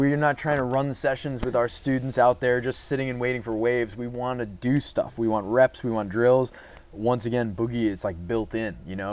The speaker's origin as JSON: {"language": "English", "area": "Long Island", "region": "New York", "country": "United States", "tie": "born or raised there", "said": "I grew up on Long Island"}